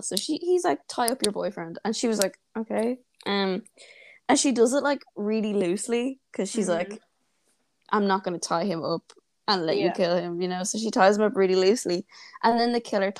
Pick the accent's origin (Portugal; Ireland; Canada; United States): Ireland; Wicklow, Leinster; accent: Wicklow; I'm from Wicklow